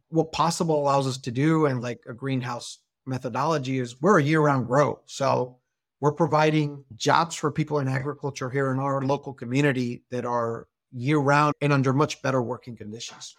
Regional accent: Hermosillo, Sonora, Mexico; moved away as an adult; Grew up with me in Hermosillo since we're kindergarten.

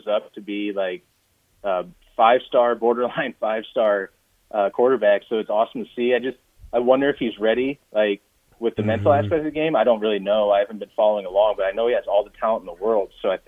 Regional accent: Central Illinois, United States; I was 7 years old during his rookie season, and watching him, I became a Cardinals fan growing up in Central Illinois.

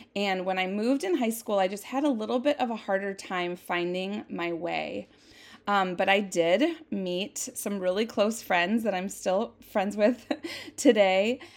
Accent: Jackson, Minnesota, United States; I was born in nineteen seventy-seven in Jackson, Minnesota, a little teeny tiny town that's so pretty. I just, I have such a love for my hometown.

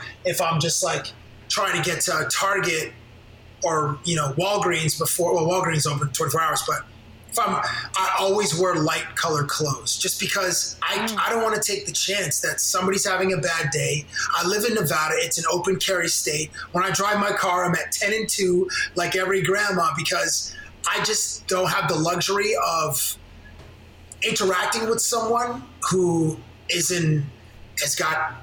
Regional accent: Canada; moved away as an adult; also born or lived in Toronto; now in United States; As a black person from Canada living in the United States

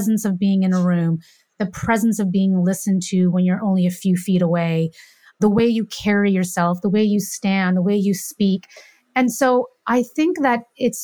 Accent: Canada; I'm from Canada

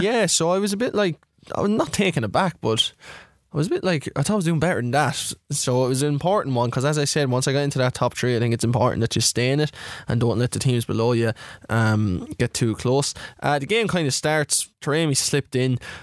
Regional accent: Ireland; I'm Irish.

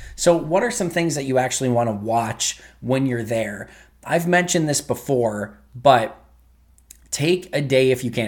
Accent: Green Bay, Wisconsin, United States; also born or lived in Manitowoc / Oshkosh / Madison; I am somebody who is basically born and raised in Green Bay.

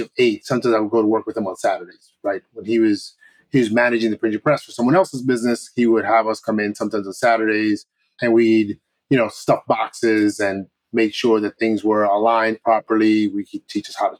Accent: New York, United States; now in Westfield, New Jersey, United States; I am a New Yorker, born and raised.

